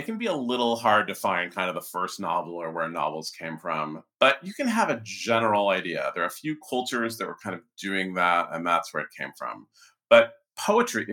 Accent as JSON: {"language": "English", "region": "California", "country": "United States", "tie": "born or raised there", "said": "growing up in California in the 70s"}